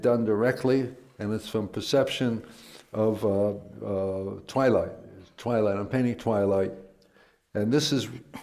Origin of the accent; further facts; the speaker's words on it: New York City, New York, United States; I grew up in Queens